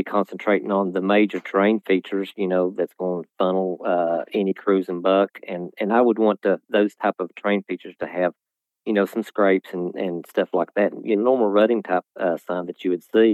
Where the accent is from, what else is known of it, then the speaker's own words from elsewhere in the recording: Virginia, United States; here in my home state